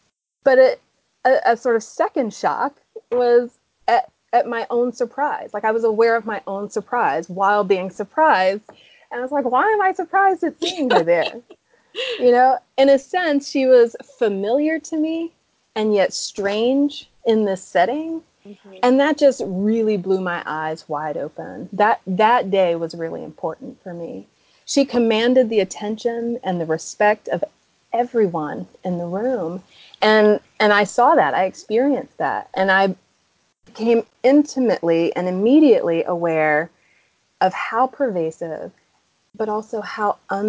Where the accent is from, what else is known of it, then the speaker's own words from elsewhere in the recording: the South, United States; Yeah. I'm from the South. I get that.